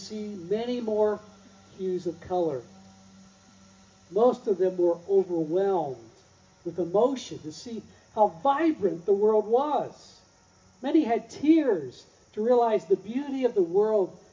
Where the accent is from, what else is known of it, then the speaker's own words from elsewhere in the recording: Plainfield, Indiana, United States; I grew up in Plainfield, Indiana, where we had a very small African-American population.